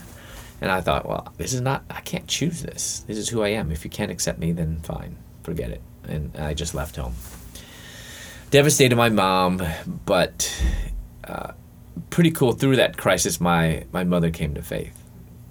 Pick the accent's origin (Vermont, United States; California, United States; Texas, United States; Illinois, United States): Illinois, United States; Chicago; moved away as an adult; also born or lived in Louisville, Kentucky; I was born in the Chicago area, in the western suburbs of Chicago.